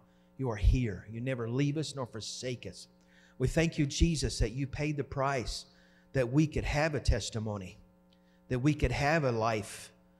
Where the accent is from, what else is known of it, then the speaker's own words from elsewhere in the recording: Oklahoma, United States; now in Wisconsin, United States; I wasn't raised in Wisconsin, and I didn't grow up here. And I grew up in Oklahoma, and it's college football.